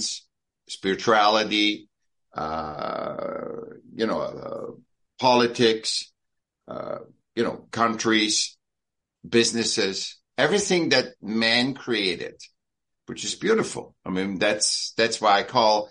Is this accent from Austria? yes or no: yes; Vienna, Austria; I was born in Vienna